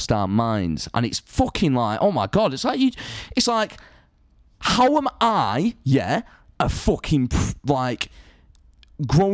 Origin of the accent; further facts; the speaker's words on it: Salford, North West England, United Kingdom; moved away; when I grew up in Salford, I grew up around like a much more multicultural society